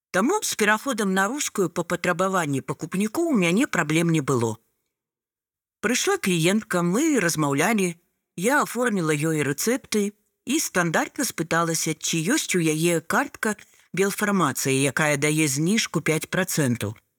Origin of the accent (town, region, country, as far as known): Belarus; Belarusian is a second language